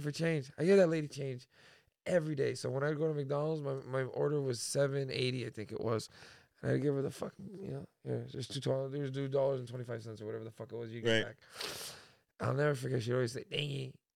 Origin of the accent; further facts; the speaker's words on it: Toronto, Ontario, Canada; I grew up in Toronto, and I went to school at Bishop Morocco Thomas Merton Catholic Secondary School on Bloor West and Dundas West